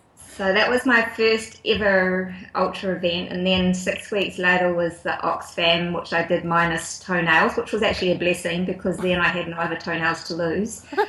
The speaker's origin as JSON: {"language": "English", "country": "New Zealand", "tie": "born or raised there", "also_born_or_lived": "Auckland / Wellington / Tuakau, Waikato", "said": "I grew up in Auckland and Wellington. I actually went to boarding school um, down in Wellington for a few years."}